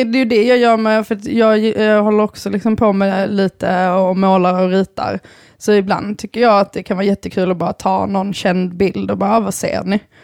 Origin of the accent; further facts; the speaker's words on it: Bjärred, Skåne, Sweden; also born or lived in Lund; jag kommer från Bjärred